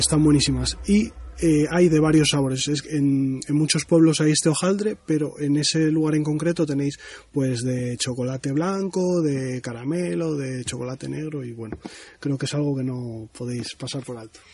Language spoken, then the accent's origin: Spanish; Cantabria, Spain; la zona por donde más me muevo es, mi tierra, que es Cantabria.